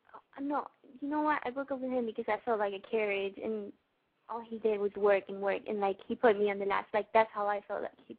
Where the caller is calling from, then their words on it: Orlando, Florida, United States; I'm 20 years old, and I'm calling from Orlando, Florida.